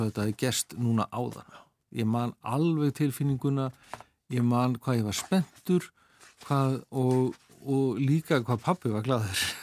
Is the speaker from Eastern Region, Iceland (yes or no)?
no; Akranes, Western Region, Iceland; ég elst upp sko við fjöruna upp á Skaga